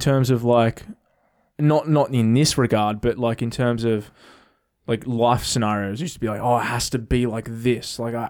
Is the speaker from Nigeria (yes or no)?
no; Melbourne, Victoria, Australia; I've grown up in I've grown up in Melbourne